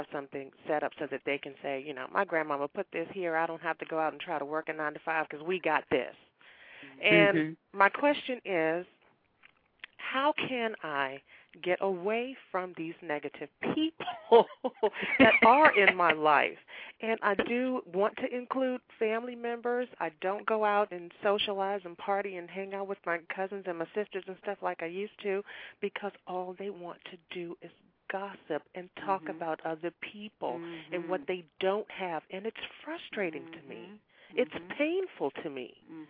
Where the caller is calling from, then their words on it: Washington, District of Columbia, United States; I'm calling from Washington, D.C.